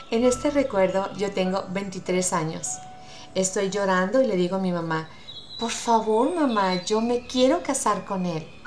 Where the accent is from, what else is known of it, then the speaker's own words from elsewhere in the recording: Utah, United States; Por ahorita yo insisto que los mejores atardeceres son de mi tierra. El cielo rojo me llena de nostalgia y de sentimiento. Quiero cerrar los ojos y ver las montañas de Utah.